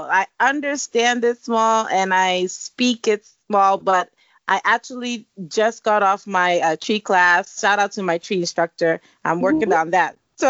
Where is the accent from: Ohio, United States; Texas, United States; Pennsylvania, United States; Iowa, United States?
Pennsylvania, United States; Philadelphia suburbs; also born or lived in New Jersey / Ghana; I'm a Jersey girl. Then we moved to Philly, outside of Philly suburbs, when I was 9 or 10. And then I was, you know, that's where I was really raised. But I did spend some time in Ghana when I was young.